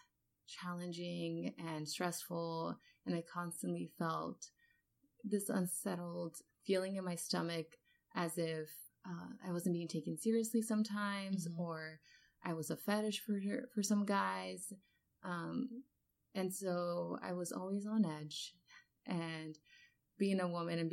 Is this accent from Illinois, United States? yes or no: no; Los Angeles, California, United States; moved away as an adult; also born or lived in Worcester, Massachusetts; I come from Los Angeles, where there's huge diversity